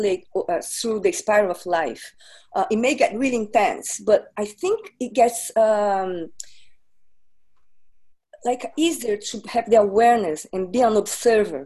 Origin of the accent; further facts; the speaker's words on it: Brazil; moved away; also born or lived in New York, United States; I'm from Brazil